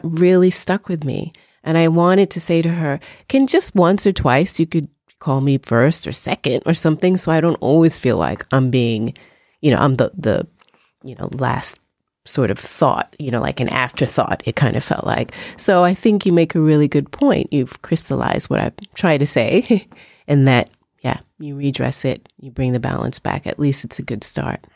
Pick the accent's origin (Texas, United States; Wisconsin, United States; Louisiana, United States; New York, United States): New York, United States; in the eighties and the nineties growing up in New York